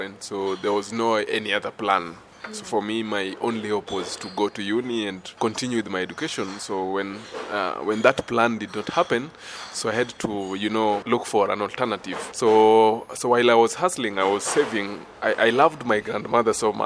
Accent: Nairobi, Kenya; I'm from Nairobi, Mathare, Kenya

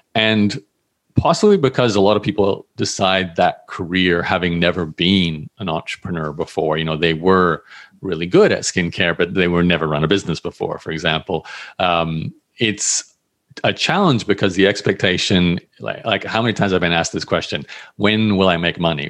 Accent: Australia; I grew up in Australia

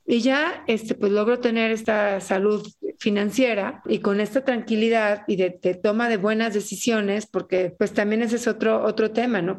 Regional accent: Mexico City, Mexico; moved away as an adult; now in Chiapas, Mexico; soy soy del DF

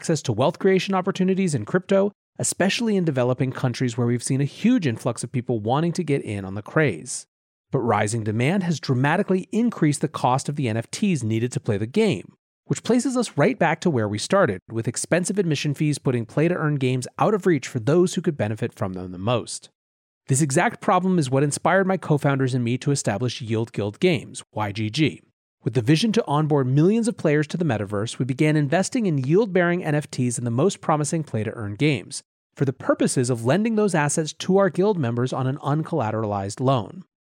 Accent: Philippines; born or raised there

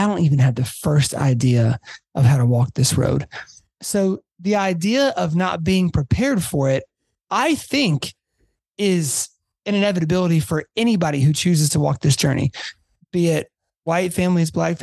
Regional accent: Atlanta, Georgia, United States; I grew up in Atlanta

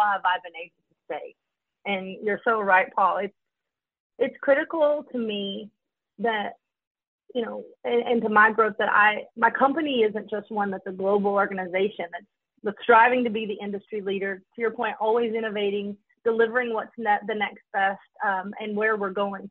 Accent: Kentucky, United States; moved away as an adult; now in Detroit, United States; I was born in Kentucky

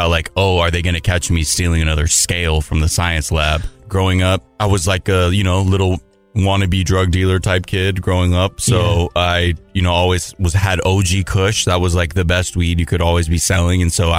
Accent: Los Angeles, California, United States; I grew up in the San Fernando Valley.

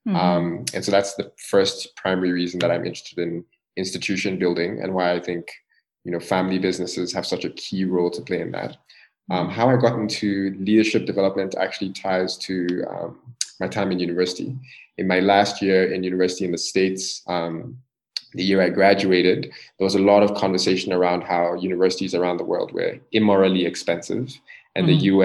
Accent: Ghana; I'm from Ghana. So I'm born to a Ghanaian couple.

